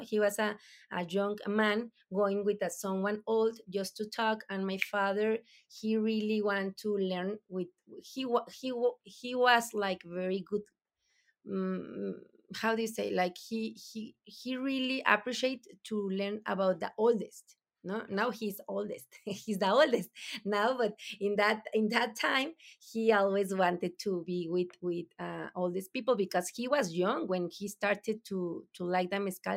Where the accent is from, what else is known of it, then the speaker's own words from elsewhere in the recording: Durango, Mexico; English is a second language; also born or lived in Nombre de Dios, Durango; we born here in Durango, no? So, eh, we are from Durango